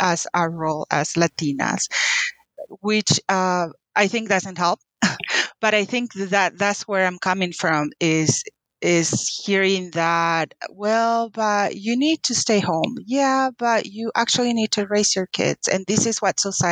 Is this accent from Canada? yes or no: no; Paraguay; English is a second language; moved away as an adult; now in United States; I was born and raised in Paraguay, South America. Moved to the U.S. When I was 18